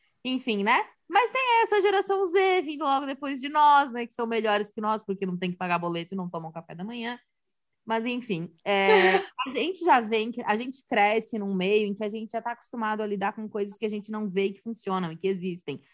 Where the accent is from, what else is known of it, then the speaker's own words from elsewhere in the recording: Santa Catarina, Brazil; sou de Santa Catarina